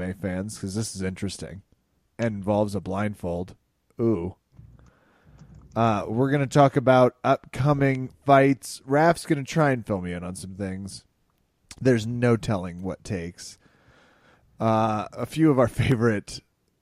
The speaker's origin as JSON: {"language": "English", "region": "Midwest", "country": "United States", "said": "as a Midwesterner"}